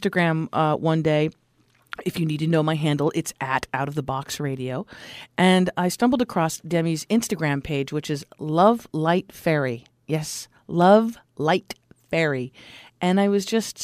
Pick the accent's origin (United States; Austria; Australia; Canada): United States; Los Angeles, California; I'm from the Los Angeles area. Back in the 60s, I was born in this crazy town